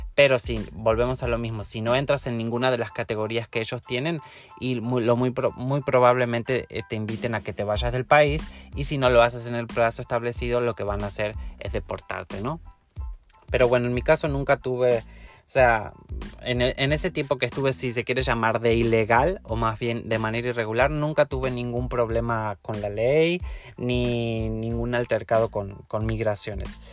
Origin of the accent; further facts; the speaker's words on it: Argentina; moved away as an adult; now in Mexico; yo salí de Argentina e ingresé a México como turista